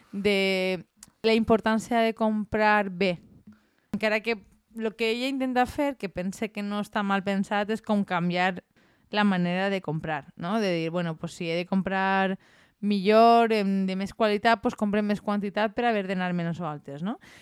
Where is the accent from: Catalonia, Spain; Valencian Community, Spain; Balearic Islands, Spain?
Valencian Community, Spain; La Marina; som de la Marina